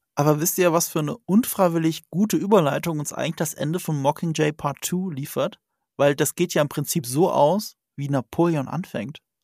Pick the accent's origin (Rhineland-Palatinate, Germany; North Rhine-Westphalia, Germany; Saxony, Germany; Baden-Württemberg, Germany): Rhineland-Palatinate, Germany; ich komme aus Rheinland-Pfalz, ne? Das ist an der französischen Grenze